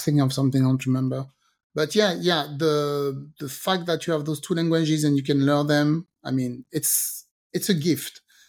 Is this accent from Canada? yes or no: no; France; first language French; English is a second language; moved away; also born or lived in French Caribbean; Because when I grew up in France, and so I'm from the French Caribbean, and my mom was speaking Creole all day long to me.